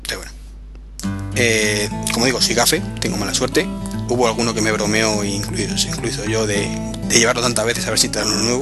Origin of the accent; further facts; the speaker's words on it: Madrid, Community of Madrid, Spain; yo soy de Madrid